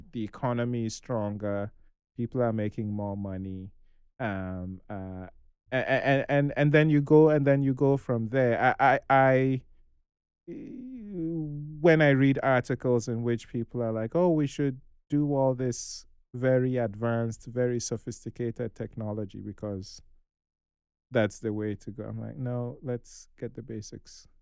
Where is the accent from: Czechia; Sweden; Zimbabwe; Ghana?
Ghana; I am Nigerian